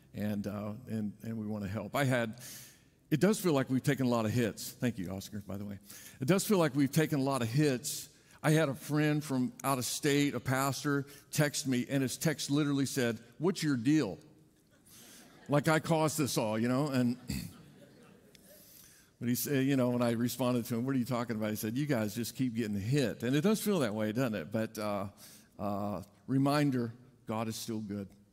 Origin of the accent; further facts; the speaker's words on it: Indiana, United States; moved away; I grew up in Indiana